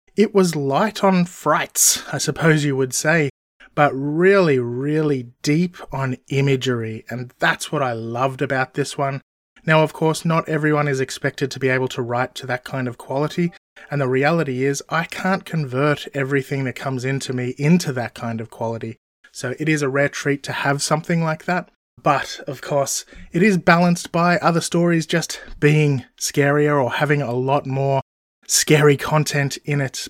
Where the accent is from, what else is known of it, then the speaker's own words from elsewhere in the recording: Melbourne, Victoria, Australia; also born or lived in Townsville, Queensland; I was born in Melbourne, Australia, all the way back in 1978